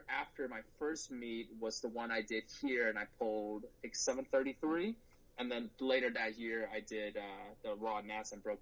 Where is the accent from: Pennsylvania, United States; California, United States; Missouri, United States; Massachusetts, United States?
Missouri, United States; St. Louis; also born or lived in China / Michigan; I came to the U.S. when I was 7. I grew up in St. Louis, Missouri, so I'm a Midwesterner through and through